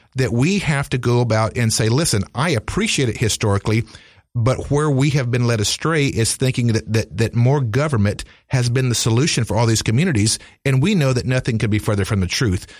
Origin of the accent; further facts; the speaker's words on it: Greensboro, North Carolina, United States; my hometown of, uh, Greensboro